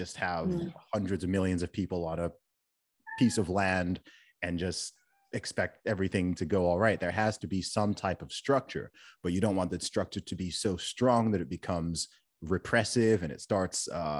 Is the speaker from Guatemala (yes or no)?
no; Saudi Arabia; also born or lived in England; I myself was born in England and I'm a British citizen. I grew up in Saudi Arabia.